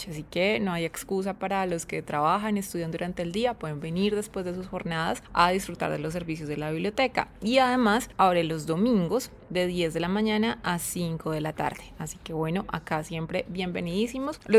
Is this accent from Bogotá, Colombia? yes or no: no; Buga, Valle del Cauca, Colombia; en, mi tierra se llama la dirección bugueña, que es la dirección con, con santo y seña